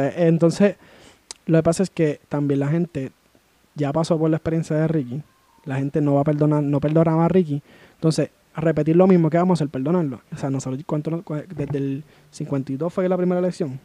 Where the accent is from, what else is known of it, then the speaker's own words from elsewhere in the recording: Puerto Rico; yo como puertorriqueño